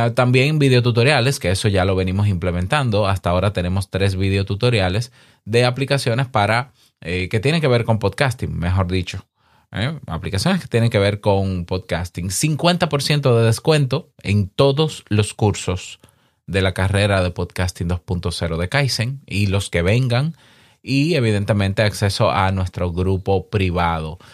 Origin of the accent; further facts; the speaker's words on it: Dominican Republic; En mi país, en República Dominicana